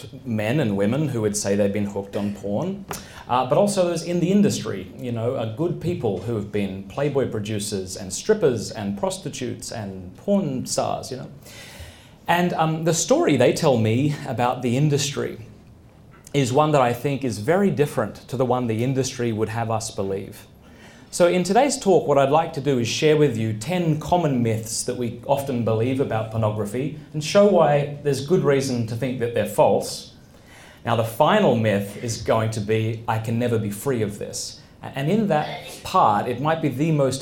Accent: Australia; moved away as an adult; now in United States; I'm from Australia

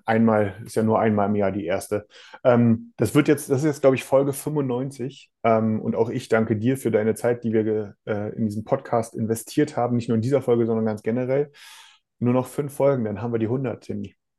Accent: Germany; Bei uns in Deutschland

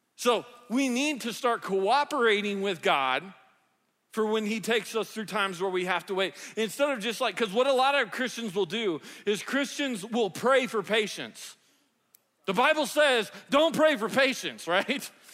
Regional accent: the South, United States; I grew up in the South

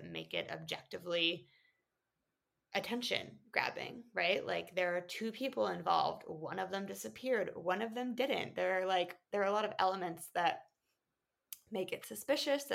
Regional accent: Jackson, Wyoming, United States; moved away as an adult; my hometown. I'm from Jackson, Wyoming

